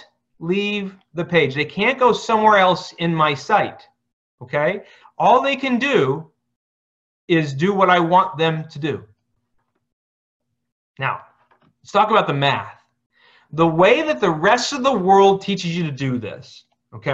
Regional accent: Scranton, Pennsylvania, United States; moved away as an adult; also born or lived in Phoenix, Arizona; I'm from Scranton

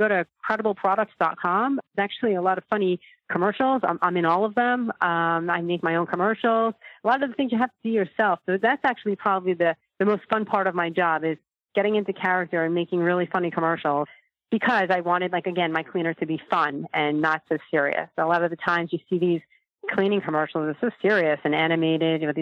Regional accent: New York, United States; now in California, United States; I'm in California now. I'm from New York originally

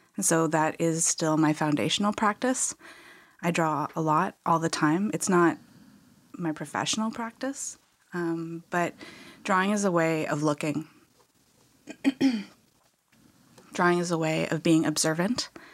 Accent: Okanagan, British Columbia, Canada; I grew up in the Okanagan

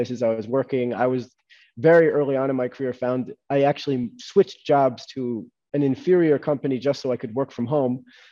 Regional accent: United States; moved away as an adult; also born or lived in London, United Kingdom / New York City, United States; now in Israel; I was born in London, grew up my whole life in New Jersey, in New York City, and I moved to Israel 6 years ago

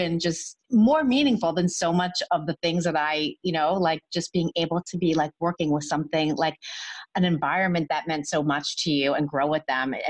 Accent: Canada; I'm Canadian.

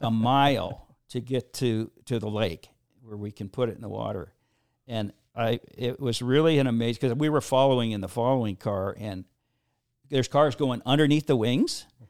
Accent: Seattle, Washington, United States; I grew up in the Seattle area

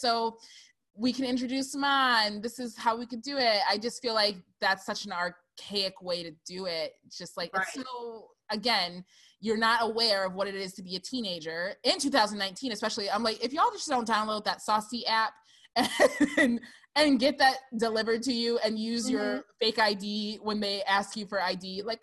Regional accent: Lansing, Michigan, United States; moved away as an adult; now in California, United States; I'm from Lansing, all right? It's a very small, it is the capital of Michigan, but it is small

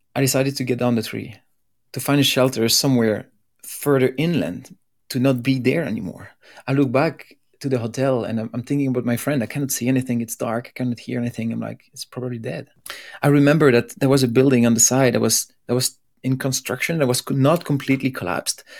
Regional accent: Belgium; I'm from Belgium

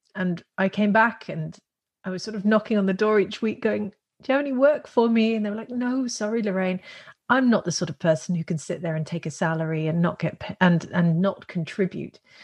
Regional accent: Netherlands; moved away; also born or lived in Russian Far East / California, United States / Australia; I'm from the Netherlands

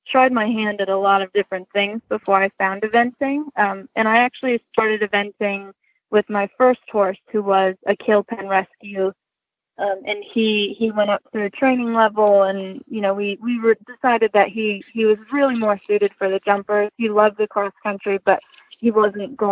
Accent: Olean, New York, United States; now in Kennett Square, United States; I grew up in Olean, New York

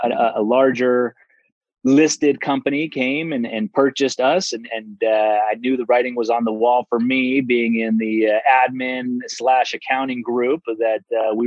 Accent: Silicon Valley, California, United States; growing up in the Silicon Valley

